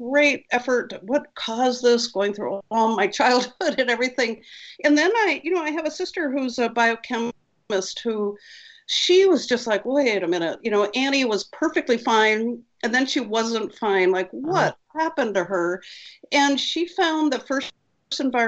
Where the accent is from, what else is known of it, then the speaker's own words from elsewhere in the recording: New Hampshire, United States; moved away as an adult; also born or lived in New Haven, Connecticut; I grew up on skis in New Hampshire